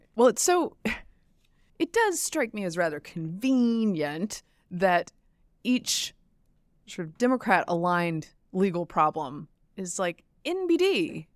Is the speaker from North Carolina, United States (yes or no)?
yes; Durham, North Carolina, United States; my hometown